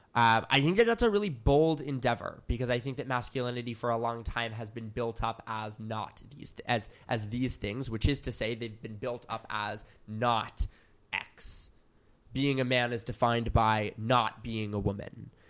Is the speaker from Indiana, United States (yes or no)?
no; Philadelphia, Pennsylvania, United States; moved away as an adult; now in New York, United States; I'm from Philadelphia, Pennsylvania